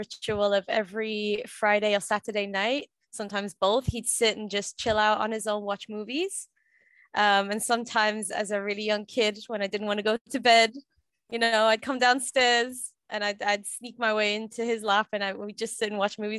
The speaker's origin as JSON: {"language": "English", "town": "Sunderland", "region": "North East England", "country": "United Kingdom", "tie": "born or raised there", "said": "Yes, born and raised here, right here in Sunderland."}